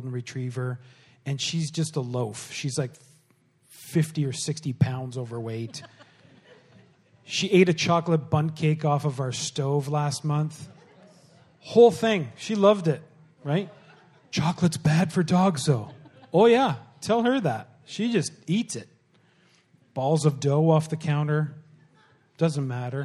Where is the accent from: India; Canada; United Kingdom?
Canada; Pembroke, Ontario; moved away; also born or lived in Bowmanville; I grew up in Pembroke